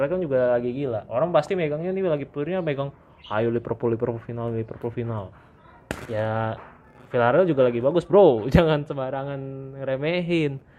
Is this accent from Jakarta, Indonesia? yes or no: yes; Jakarta, Indonesia; accent: Jaksel; gara-gara gua, gua main ke Jaktim nih bahasa gua jadi hancur logat Jaksel gua hilang.